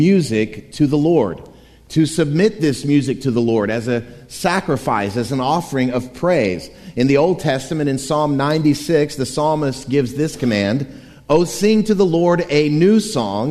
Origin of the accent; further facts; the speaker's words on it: Wimauma, Florida, United States; My hometown of Waimama, Florida, yes, that's a real place